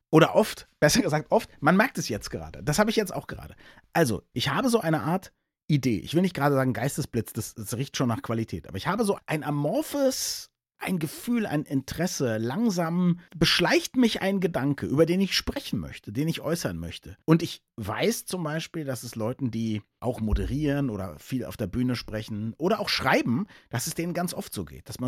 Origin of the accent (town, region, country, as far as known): Berlin, Germany